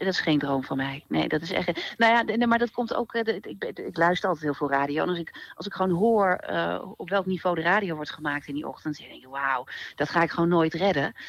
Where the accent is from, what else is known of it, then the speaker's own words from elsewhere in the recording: Twente, Overijssel, Netherlands; ik ben toch opgegroeid in Twente.